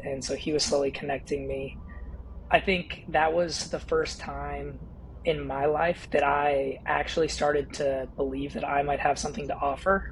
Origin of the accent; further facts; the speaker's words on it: California, United States; moved away as an adult; also born or lived in Washington / North Carolina; raised in California